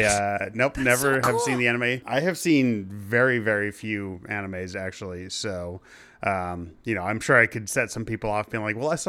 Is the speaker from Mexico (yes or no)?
no; Canada; It was, because, you know, I'm Canadian.